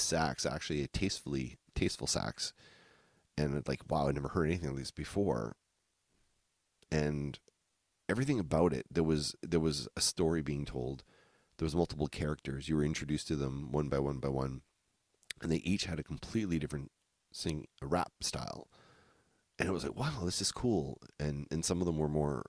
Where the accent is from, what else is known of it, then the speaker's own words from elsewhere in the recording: New Brunswick, Canada; I grew up in Podunk, New Brunswick